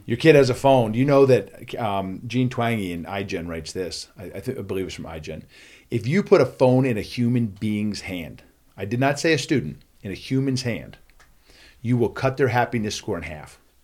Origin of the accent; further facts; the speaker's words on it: Philadelphia, Pennsylvania, United States; I grew up in Philadelphia